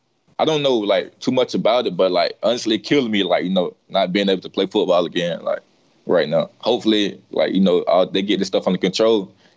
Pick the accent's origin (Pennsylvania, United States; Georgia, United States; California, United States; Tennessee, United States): Georgia, United States; born or raised there